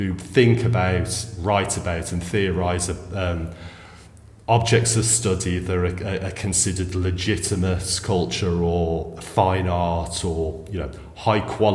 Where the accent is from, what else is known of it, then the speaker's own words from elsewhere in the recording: England, United Kingdom; came from a very small provincial city in England where there was a very small gay scene